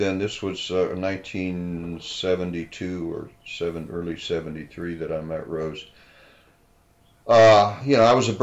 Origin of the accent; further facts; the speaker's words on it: Canton, Ohio, United States; moved away as an adult; now in San Diego, United States; I was born in Canton